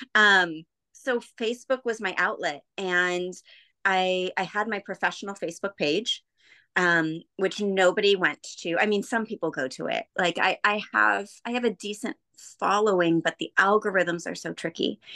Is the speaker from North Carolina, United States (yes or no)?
no; Bay Area, California, United States; I grew up in the Bay Area, just south of San Francisco on the peninsula